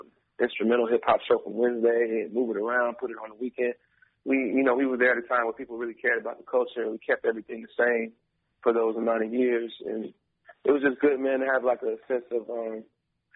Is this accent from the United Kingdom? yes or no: no; Atlanta, Georgia, United States; also born or lived in Raleigh, North Carolina; I'm pretty much from Atlanta. I've been in Atlanta as a, like, real resident since I was, like, five